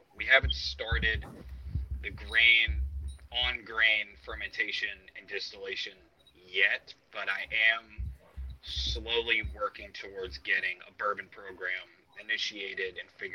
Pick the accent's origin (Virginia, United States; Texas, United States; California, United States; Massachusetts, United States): Virginia, United States; Southwest; moved away; I'm originally from Southwest Virginia